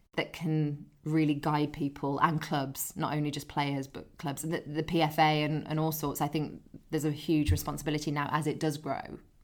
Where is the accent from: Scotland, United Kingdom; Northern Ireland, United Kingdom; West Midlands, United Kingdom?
West Midlands, United Kingdom; Dudley; moved away; I grew up near Dudley in the Black Country.